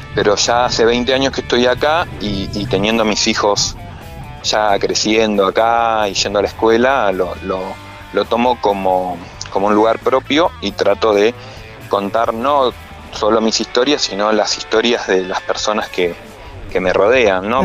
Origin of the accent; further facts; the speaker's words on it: Buenos Aires, Argentina; moved away as an adult; also born or lived in Bariloche; now in Dina Huapi, Argentina; Yo soy nacido en Buenos Aires